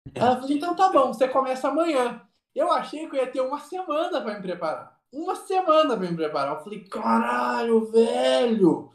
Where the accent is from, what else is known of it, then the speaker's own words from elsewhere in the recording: Rio Branco, Mato Grosso, Brazil; Quando eu era criança, eu morei em Rio Branco, no Mato Grosso.